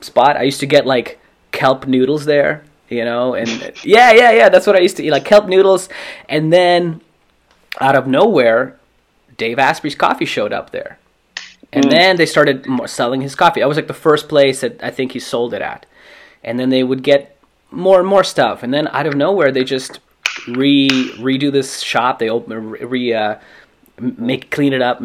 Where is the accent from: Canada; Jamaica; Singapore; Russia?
Russia; now in Los Angeles, United States; I grew up in Russia, and like my grandparents had, you know, their own garden